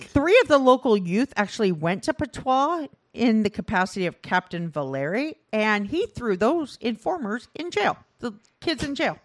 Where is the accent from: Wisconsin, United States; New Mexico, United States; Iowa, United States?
Iowa, United States; I grew up in Iowa where that film was filmed